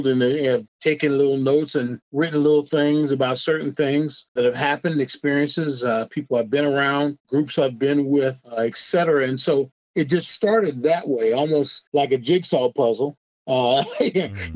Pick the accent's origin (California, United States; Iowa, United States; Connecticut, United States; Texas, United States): Iowa, United States; Des Moines; I grew up in Des Moines, Iowa